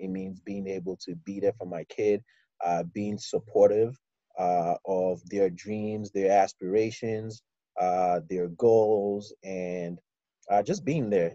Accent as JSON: {"language": "English", "town": "Ikeja", "region": "Lagos", "country": "Nigeria", "tie": "born or raised there", "also_born_or_lived": "Houston, Texas, United States", "moved": "as an adult", "lives_now": "United States", "said": "I moved to Nigeria with my mom and uh, I lived in Ikeja, number eight of Street, uh, uh, Ikeja. And so I, I, did primary school and secondary school in Nigeria"}